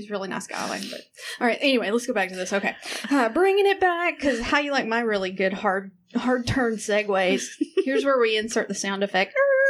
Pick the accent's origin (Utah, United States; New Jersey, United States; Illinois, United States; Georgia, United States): Georgia, United States; This little bitty town in Georgia, like I said, the school, growing up in the 80s